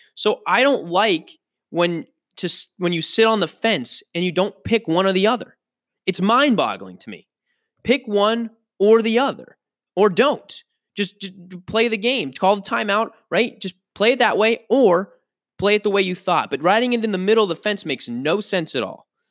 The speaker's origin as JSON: {"language": "English", "town": "Pittsburgh", "region": "Pennsylvania", "country": "United States", "tie": "born or raised there", "said": "I'm from Pittsburgh, born and raised"}